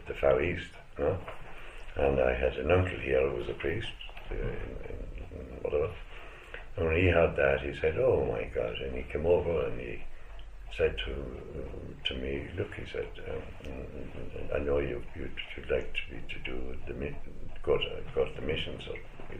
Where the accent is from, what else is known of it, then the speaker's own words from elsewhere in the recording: Limerick, Munster, Ireland; moved away as an adult; also born or lived in Peru; now in Scotland; I grew up in Ireland, born in 1945